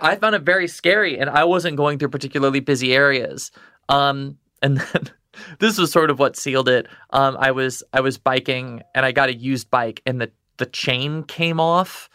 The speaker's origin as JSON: {"language": "English", "region": "Texas", "country": "United States", "tie": "born or raised there", "also_born_or_lived": "Midwest", "moved": "yes", "lives_now": "New York, United States", "said": "I grew up in Texas"}